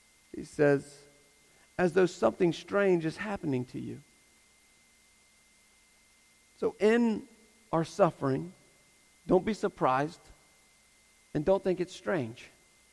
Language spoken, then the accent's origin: English; United States; I'm American